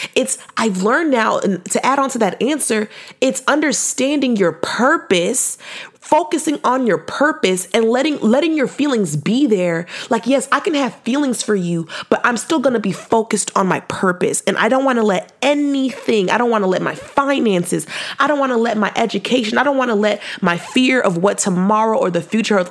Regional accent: Fresno, California, United States; I was from Fresno

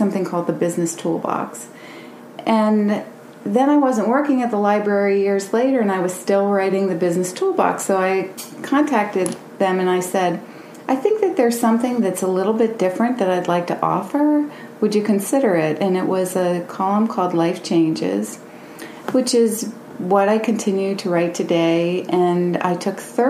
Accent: Williamsport, Pennsylvania, United States; I'm from Williamsport, was born and raised in Williamsport, and went away to different places

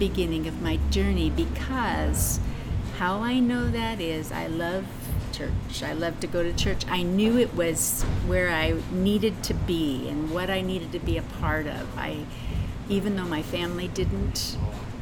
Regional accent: Kearney, United States; I'm born and raised in Kearney

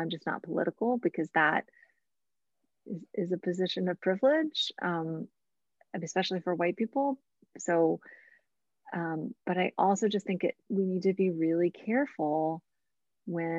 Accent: United States; I am not a Christian American, but I am an American Christian

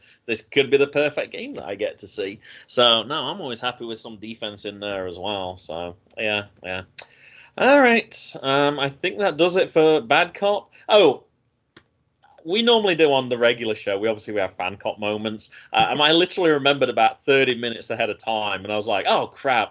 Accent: United Kingdom; moved away; also born or lived in North Carolina; as a Brit

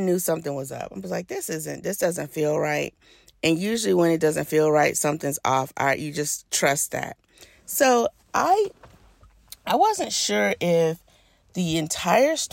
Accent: Birmingham, Alabama, United States; I grew up in Birmingham, Alabama

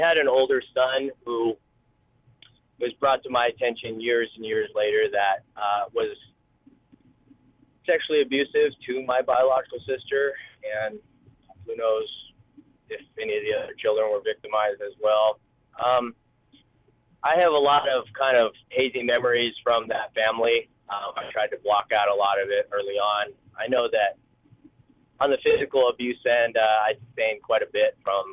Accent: Oregon, United States; born or raised there; also born or lived in Seoul, South Korea / Detroit, Michigan

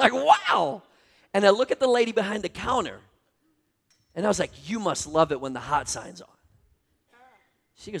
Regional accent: Minnesota, United States; moved away; also born or lived in North Carolina; I grew up in Minnesota

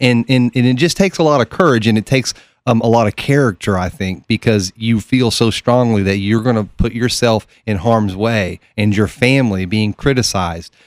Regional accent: Oak Ridge, Tennessee, United States; I'm from Oak Ridge, Tennessee

